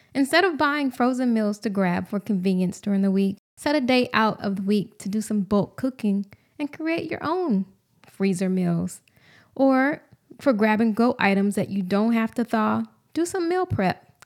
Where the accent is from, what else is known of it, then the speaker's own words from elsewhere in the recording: Houston, Texas, United States; moved away as an adult; take a job back home in my hometown of Houston